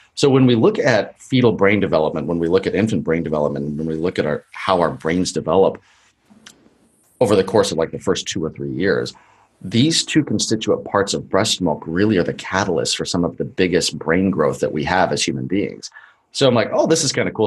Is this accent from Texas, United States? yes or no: no; Colorado, United States; now in California, United States; I was born in Colorado and spent most of my life there